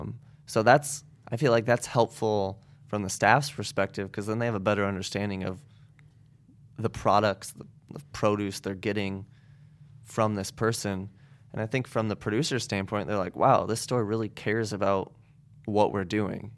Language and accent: English; Goshen, Indiana, United States; now in South Bend, United States; I grew up in Goshen